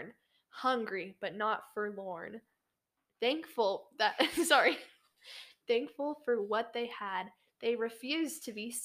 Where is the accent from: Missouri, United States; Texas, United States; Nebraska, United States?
Texas, United States; I'm a Texan.